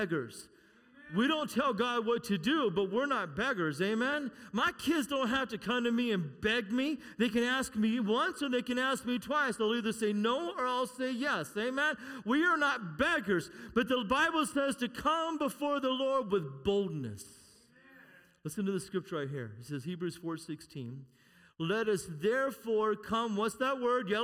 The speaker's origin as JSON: {"language": "English", "country": "United States", "said": "We're American."}